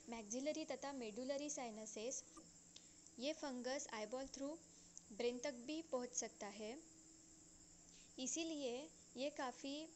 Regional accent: Nagpur, Maharashtra, India; मैं नागपुर डिस्ट्रिक्ट से बिलोंग करती हूँ

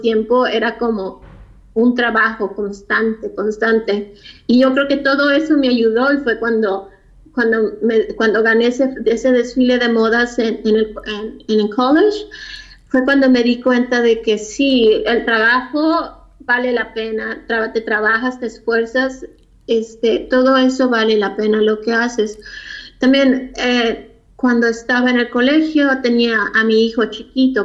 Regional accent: Tijuana, Baja California, Mexico; also born or lived in Mexico City; now in Los Angeles, United States; Yo nací en la Ciudad de México, nos mudamos a Tijuana cuando tenía como 7, 8 años.

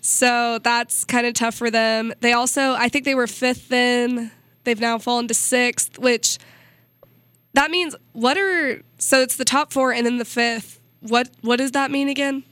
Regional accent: Missouri, United States; I'm from Missouri

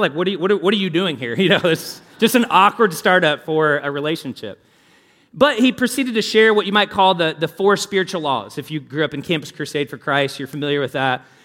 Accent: Louisville, Kentucky, United States; I grew up in Louisville

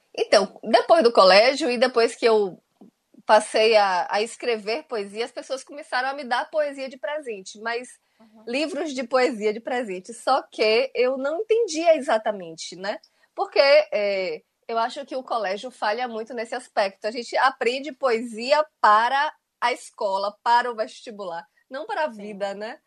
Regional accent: Itabuna, Bahia, Brazil; eu sou de Itabuna

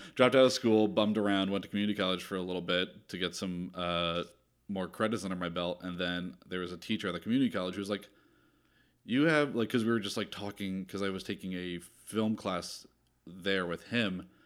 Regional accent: New Jersey, United States; moved away as an adult; also born or lived in Philadelphia, Pennsylvania; I'm from South Jersey, and I grew up going to Philly 'cause my dad was born and raised there.

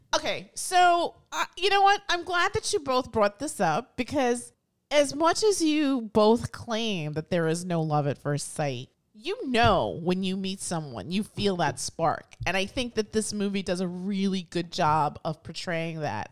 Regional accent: New York City, New York, United States; as a New Yorker born and, and, and raised, I've, I've always loved my city

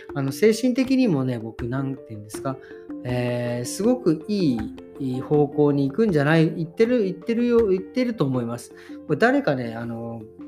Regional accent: Japan; born or raised there

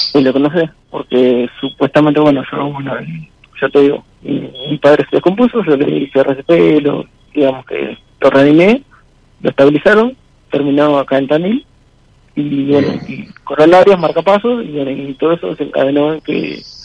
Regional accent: Tandil, Buenos Aires Province, Argentina; also born or lived in Ensenada; Nací en Ensenada y cuando fui adoptado, yo desembarqué en un pueblo que se llama Vela. Y ahí, ahí viví mis 40 años que tengo hasta ahora, los viví entre Vela y Tandil

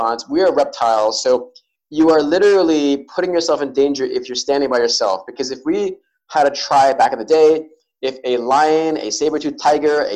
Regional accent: New York City, New York, United States; I was born and raised in New York City

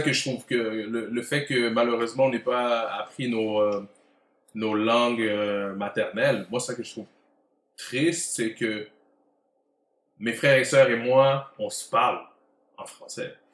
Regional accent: Montreal, Quebec, Canada; j'ai grandi à Côte-des-Neiges, euh, fier représentant de CDN, et puis euh, c'est la maison.

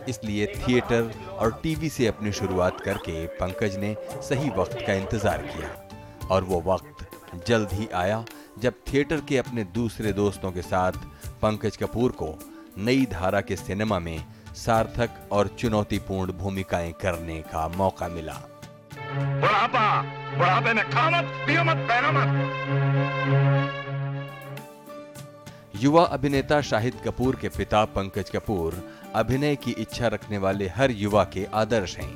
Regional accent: Ludhiana, Punjab, India; लुधियाने का रहने वाला हूँ

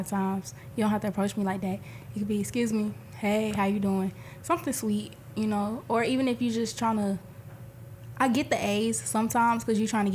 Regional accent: Decatur, Georgia, United States; moved away as an adult; I'm from Decatur, Georgia.

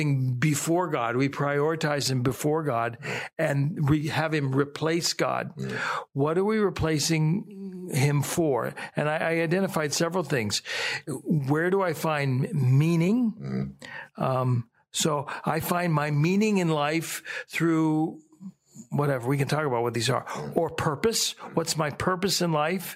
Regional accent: Youngstown, Ohio, United States; I grew up in the Warren Youngstown area

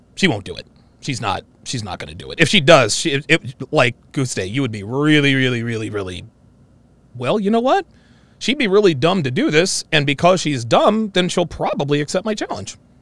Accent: Philadelphia, Pennsylvania, United States; I was born on August 11th, 1977, about 12 miles due west that way at the Philadelphia Naval Hospital

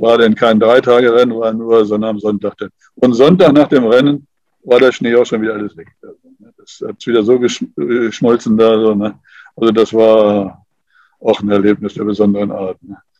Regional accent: Germany; hier bei uns in Deutschland

